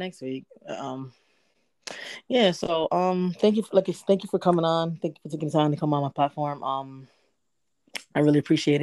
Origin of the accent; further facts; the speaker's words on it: Connecticut, United States; I'm also from the East Coast, and, you know, but I'm from Connecticut